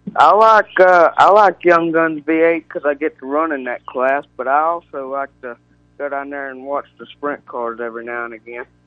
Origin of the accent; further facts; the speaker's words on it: Spartanburg, South Carolina, United States; I'm from Spartanburg, South Carolina